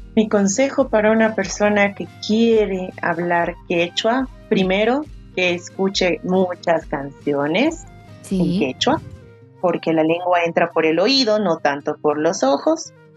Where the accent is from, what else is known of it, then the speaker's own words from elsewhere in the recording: Potosí, Bolivia; somos Yahtamasis, porque las dos somos de Potosí